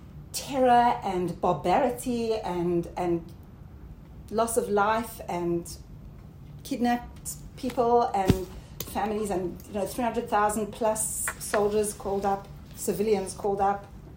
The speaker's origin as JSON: {"language": "English", "country": "South Africa", "also_born_or_lived": "Australia", "moved": "yes", "lives_now": "Israel", "said": "Okay, so I'm originally from South Africa and Australia, and I met Aliyah about 30 years ago."}